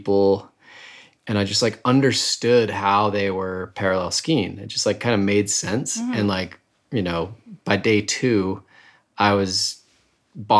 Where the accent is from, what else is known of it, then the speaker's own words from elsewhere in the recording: Salt Lake City, Utah, United States; I grew up, born, raised in Salt Lake City, in the avenues above downtown